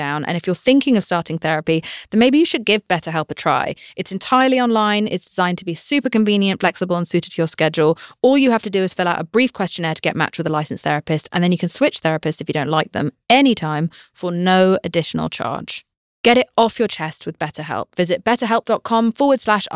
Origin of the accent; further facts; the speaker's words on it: United Kingdom; I'm British